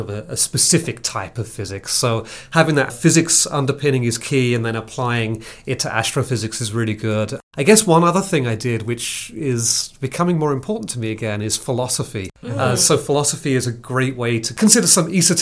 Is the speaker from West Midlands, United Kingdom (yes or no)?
no; Billericay, East of England, United Kingdom; now in San Antonio, United States; I was born in Billericay, which is a faintly sounding town on the east side of London